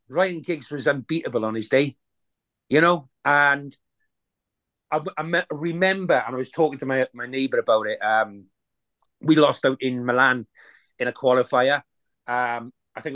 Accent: Wales, United Kingdom; I live in South Wales.

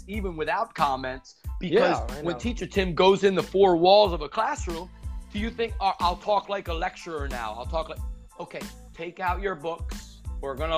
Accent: United States; first language English; moved away; I was a native in America and I had the opportunity to speak my mother tongue

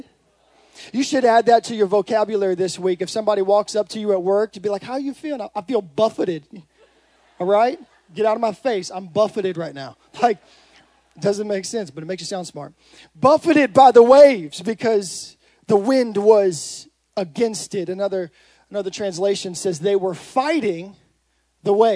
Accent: Modesto, California, United States; I'm from Modesto

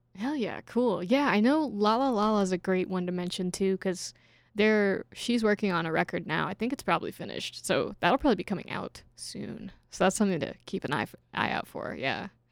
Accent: Kentucky, United States; moved away as an adult; now in Chicago, United States; I, I grew up in Kentucky without any major sports teams

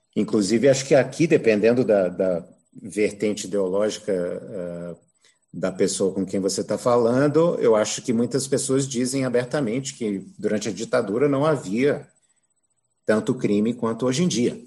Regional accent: Brazil; crescendo aqui no Brasil

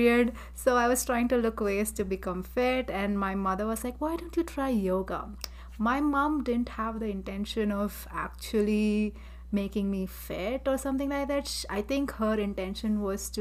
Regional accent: Chennai, Tamil Nadu, India; I'm from Chennai, India

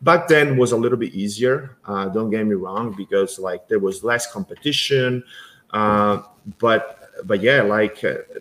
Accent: Italy; now in United States; I was born and raised in Italy.

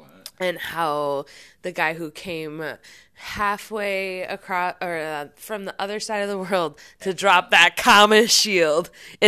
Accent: United States; I'm American.

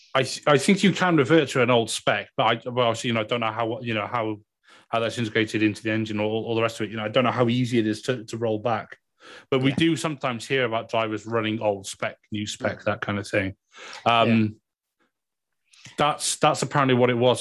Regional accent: Wales, United Kingdom; accent: Welsh; It's just being Welsh

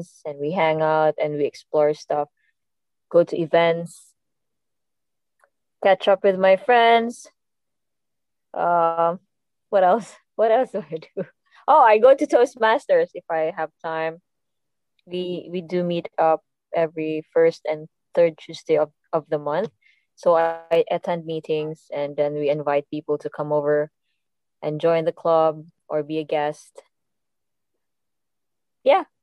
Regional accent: Cebu City, Central Visayas, Philippines; moved away as an adult; now in Dubai, United Arab Emirates; I'm from Cebu. I was living there home the whole time when I was in the Philippines. And now I'm here in Dubai

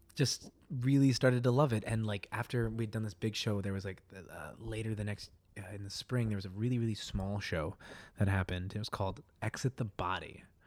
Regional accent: Colorado, United States; moved away as an adult; also born or lived in North Dakota; now in New York City, United States; from Colorado, raised there my whole life

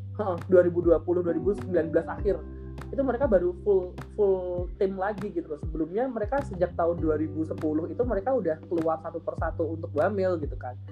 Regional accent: Java, Indonesia; accent: medok (Javanese); aku medok

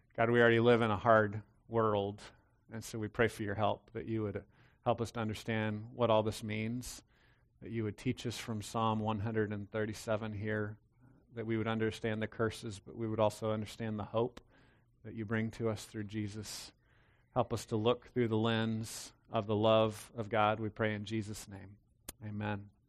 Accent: Texas, United States; I was raised in Texas.

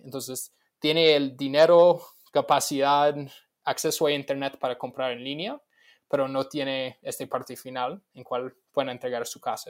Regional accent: Los Angeles, California, United States; moved away; locales de mi pueblo, básicamente en Los Ángeles, en los Estados Unidos

